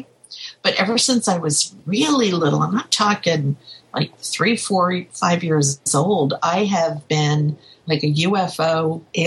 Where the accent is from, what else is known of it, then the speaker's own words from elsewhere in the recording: New York, United States; where I grew up in New York